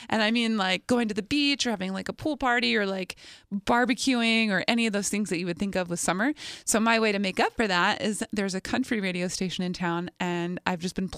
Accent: Ewing, New Jersey, United States; I grew up in Ewing, right outside of Trenton.

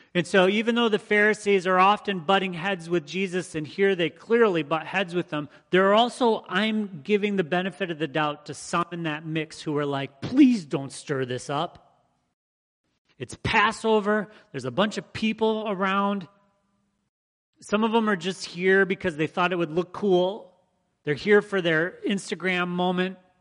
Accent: Michigan, United States; the people I grew up around in Michigan

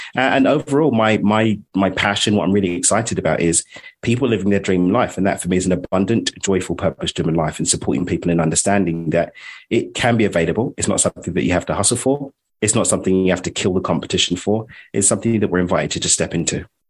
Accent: London, United Kingdom; now in Cabo San Lucas, Mexico; I'm a, an East Londoner from the UK. Uh, I'm not Australian

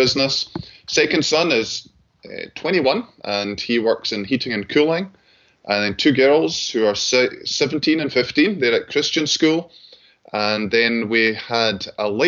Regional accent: Glasgow, Scotland, United Kingdom; I grew up in Glasgow, attended public school there

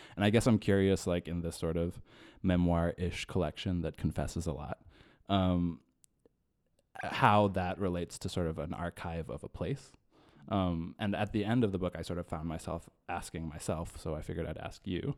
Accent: Yakima, Washington, United States; I grew up in Yakima.

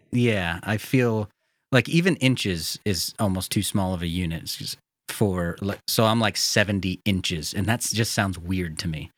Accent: United States; accent: very American; me as an American

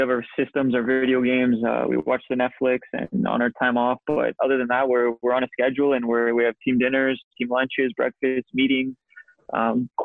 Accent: Winnipeg, Manitoba, Canada; moved away as an adult; also born or lived in Scotland; my hometown team

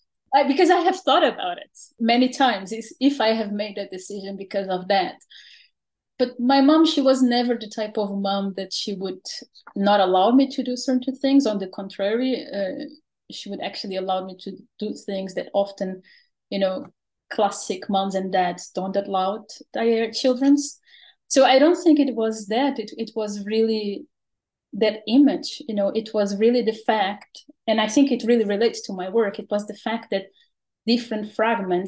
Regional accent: Portugal; now in Netherlands; I am originally from Portugal

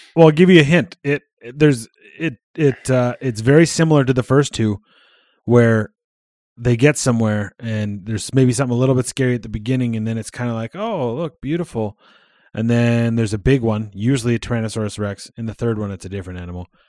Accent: Canada

